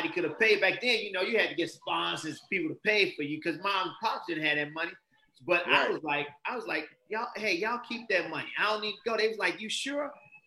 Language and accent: English; Chicago, Illinois, United States; I grew up in South Shore area